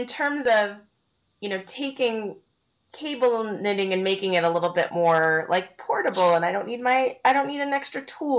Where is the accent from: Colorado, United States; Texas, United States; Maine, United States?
Colorado, United States; Estes Park; now in Colorado, United States; Estes is my hometown. That's not where I live now, but it's where my family's from.